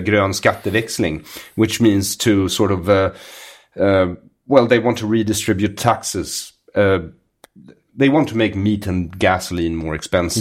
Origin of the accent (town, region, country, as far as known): Sweden